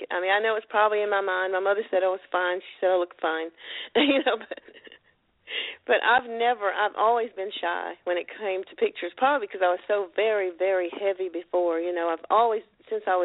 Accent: Ellerbe, North Carolina, United States; also born or lived in California / Arizona / Las Vegas / New York; now in Hamlet, United States; I am originally from Ellerbe, North Carolina. I am a country girl

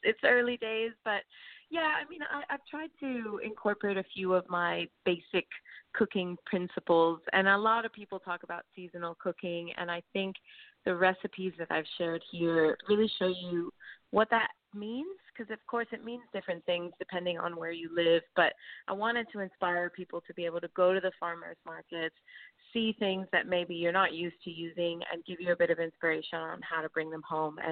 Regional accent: Miami, Florida, United States; moved away as an adult; also born or lived in California; now in Australia; I'm from the U.S. Yeah, I was born in Miami, Florida

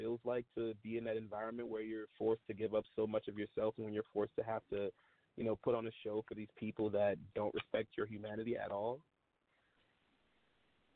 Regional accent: Louisiana, United States; I grew up in Louisiana basically my entire life.

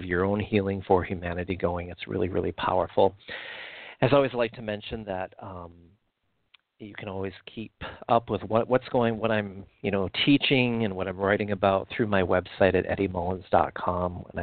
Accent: Midwest, United States; Where I grew up in the Midwest

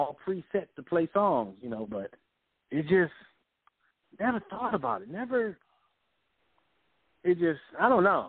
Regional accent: Compton, California, United States; even though we grew up in Compton, we had a house

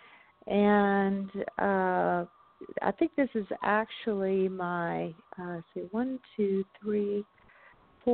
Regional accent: the South, United States; I grew up in the South

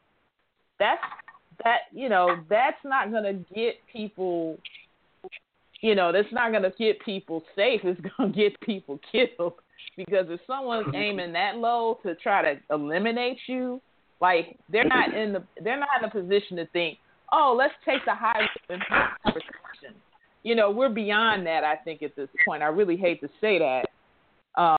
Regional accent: Chicago, Illinois, United States; now in Philadelphia, United States; Chicago, that's my hometown where my daughter was born

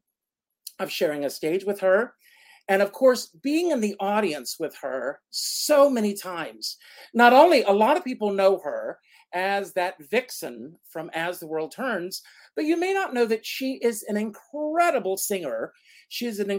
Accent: South Carolina, United States; I grew up in South Carolina on a tobacco farm

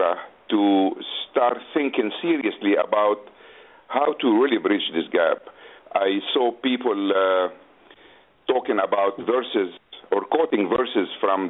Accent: Beirut, Beirut Governorate, Lebanon; English is a second language; moved away as an adult; also born or lived in United States; now in Jeddah, Saudi Arabia; I was born in Beirut, Lebanon, in 1944. I moved to the United States in 1969

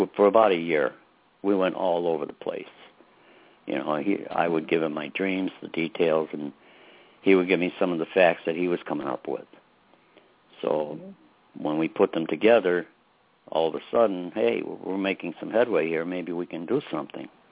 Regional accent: Chicago, Illinois, United States; I was raised in Brighton Park

